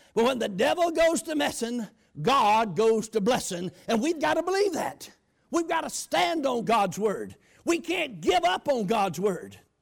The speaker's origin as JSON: {"language": "English", "country": "United States", "tie": "born or raised there", "said": "I grew up on the Chattahoochee River"}